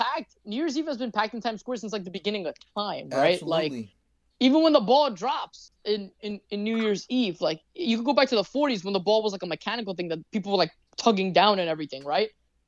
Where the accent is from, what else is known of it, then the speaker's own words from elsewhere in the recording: New York, United States; we're from the States, right? So, and we're also New Yorkers.